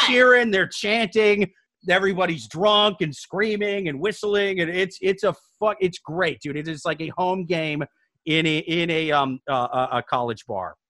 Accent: Midwest, United States; I'm from the Midwest

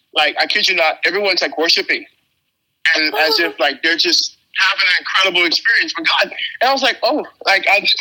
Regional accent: Trinidad & Tobago; now in Texas, United States; I'm from Trinidad, which is an island

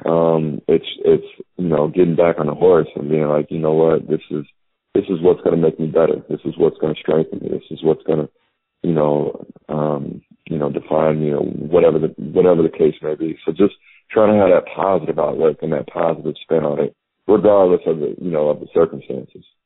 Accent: Illinois, United States; being from Illinois

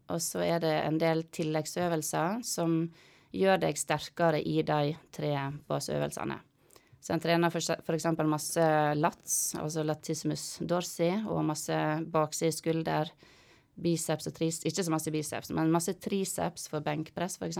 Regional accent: Måløy, Vestland, Norway; jeg er fra Måløy. Midt, midt i Måløy. Gate seks nummer 66. Ja. ja. Så der vokste jeg opp med mor og faren min

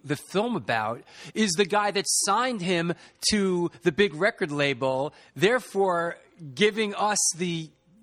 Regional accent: New York City, New York, United States; also born or lived in Boston; I grew up in the Bronx.

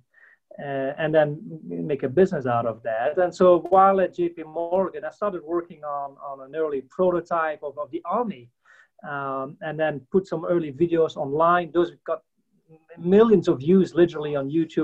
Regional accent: Belgium; moved away as an adult; now in United States; I'm not from the States originally. I'm from Belgium originally

